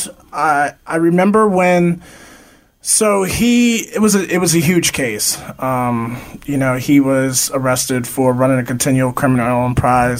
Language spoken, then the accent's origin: English; Easton, Pennsylvania, United States; I grew up in Easton, Pennsylvania